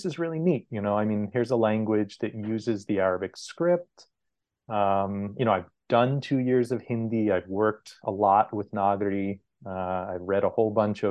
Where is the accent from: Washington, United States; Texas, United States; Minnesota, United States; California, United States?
California, United States; Southern; I grew up with in Southern California